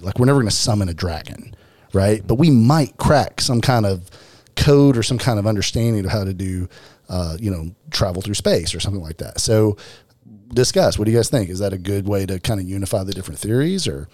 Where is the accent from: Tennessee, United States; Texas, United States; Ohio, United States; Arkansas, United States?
Arkansas, United States; I am from Arkansas.